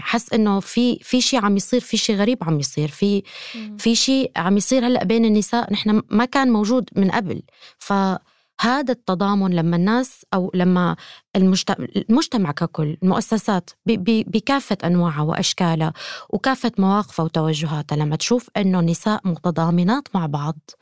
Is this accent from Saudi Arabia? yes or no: no; Syria; أنا كأمرأة سورية